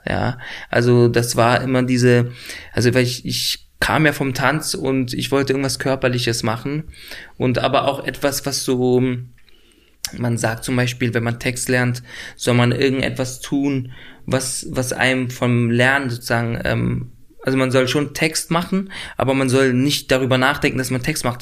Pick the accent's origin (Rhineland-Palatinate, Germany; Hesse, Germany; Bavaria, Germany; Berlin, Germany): Berlin, Germany; also born or lived in Lebanon; ich bin da schon aufgewachsen in Nordneukölln